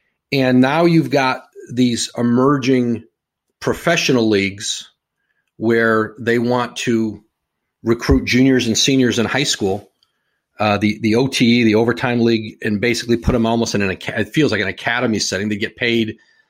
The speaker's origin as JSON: {"language": "English", "town": "Bristol", "country": "United States", "tie": "born or raised there", "said": "Yeah, I remember I was growing up in Bristol then. I believe I was in high school"}